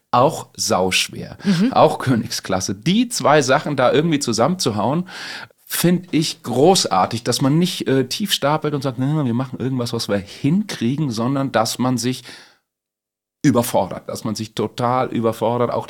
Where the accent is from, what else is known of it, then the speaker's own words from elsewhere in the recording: Meiningen, Thuringia, Germany; ich bin ja aus Meiningen und das liegt an der, also ist in der ehemaligen DDR an der Grenze zu Bayern